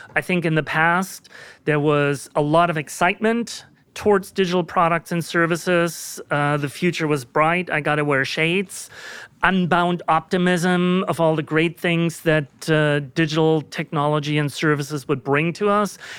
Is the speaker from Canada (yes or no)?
no; Germany; moved away as an adult; now in United States; I was born and raised in Germany.